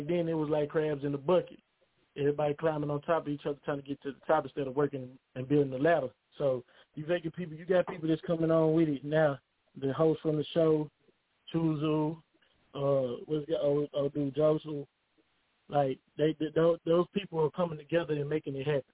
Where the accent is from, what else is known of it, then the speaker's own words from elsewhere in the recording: Tyler, Texas, United States; Tyler, Texas, bro. City, my city, born and raised